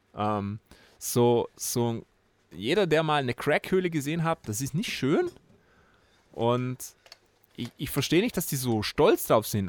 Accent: Austria; bei uns in Österreich

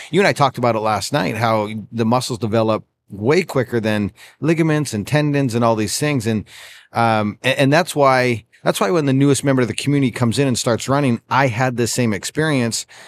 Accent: Canada; I grew up in Canada

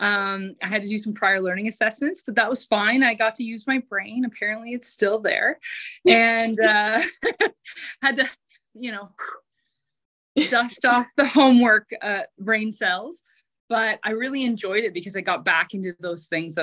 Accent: Eastern Ontario, Canada; I actually had already eyed up working at one of our local hospitals in Eastern Ontario

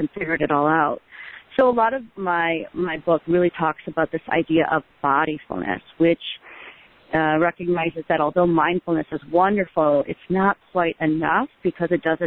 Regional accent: Midwest, United States; where I grew up in the Midwest

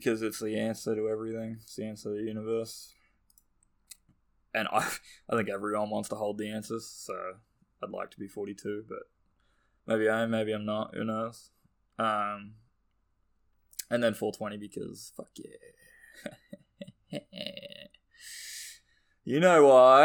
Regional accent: Australia; accent: Australian; I'm Australian. Our accents are pretty strong, I think

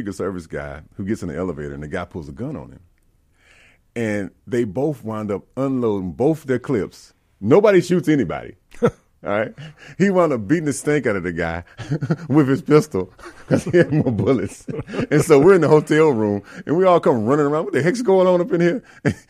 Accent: Learned, Mississippi, United States; also born or lived in Jackson, Mississippi; here I am growing up in Learned, Mississippi, by way of Jackson, and then graduating finally, and moving on

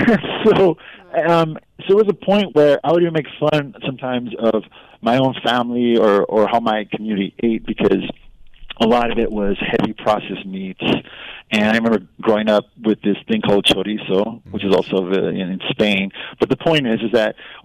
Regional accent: Los Angeles, California, United States; where I grew up in Boyle Heights

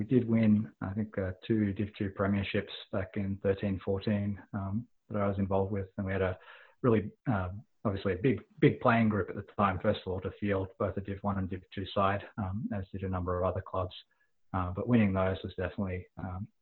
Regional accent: Queensland, Australia; moved away as an adult; now in Toronto, Canada; I am a banana bender. I come from Queensland, and I played rugby most of my life up until moving to Canada

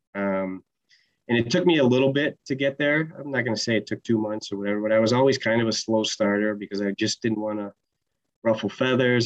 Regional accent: Utica, New York, United States; also born or lived in Georgia; him and my mom are from upstate New York, so I think I was two when we moved back north

